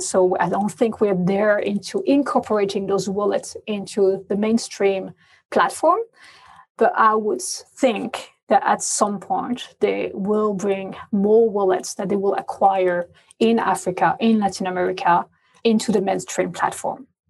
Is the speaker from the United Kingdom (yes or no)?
no; France; accent: French; English is a second language; moved away; also born or lived in Asia; In Asia, I must say I'm always the only French lady around